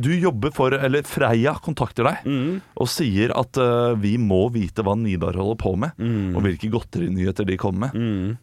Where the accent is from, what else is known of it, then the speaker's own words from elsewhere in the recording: Norway; vi nordmenn